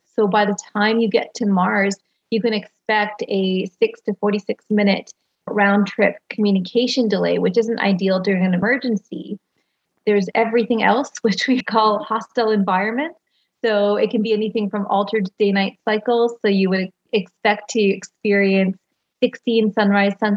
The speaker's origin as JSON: {"language": "English", "country": "Canada", "said": "I'm Canadian"}